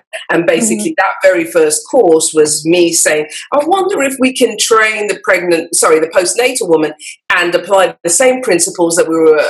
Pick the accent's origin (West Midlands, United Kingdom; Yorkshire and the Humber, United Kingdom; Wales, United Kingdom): West Midlands, United Kingdom; Birmingham; moved away as an adult; also born or lived in London; I lived in London, and I was originally from Birmingham, as you would say, in the middle of England. I was born in Birmingham.